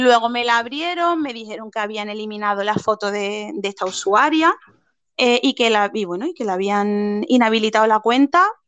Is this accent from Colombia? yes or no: no; Andalusia, Spain